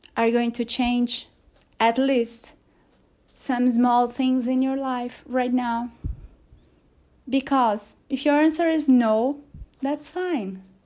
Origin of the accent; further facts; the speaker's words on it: Brazil; English is a second language; there's a joke we make here in Portuguese in Brazil, because in Brazil we don't speak Brazilian, we speak Portuguese.